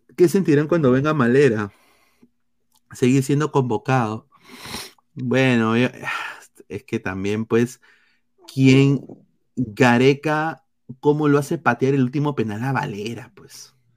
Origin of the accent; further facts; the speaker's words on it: Peru; now in United States; como peruano